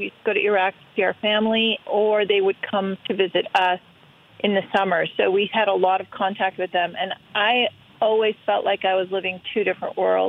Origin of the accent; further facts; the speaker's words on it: Shaker Heights, Ohio, United States; to the United States in 1971 and grew up in Cleveland, Ohio